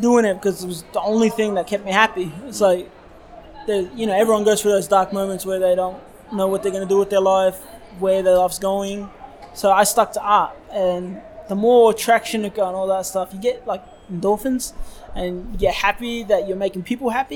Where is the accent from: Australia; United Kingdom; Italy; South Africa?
Australia; We're Australian